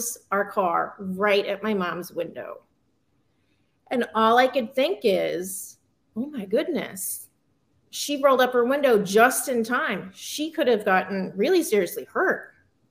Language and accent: English; Massachusetts, United States; I grew up in Massachusetts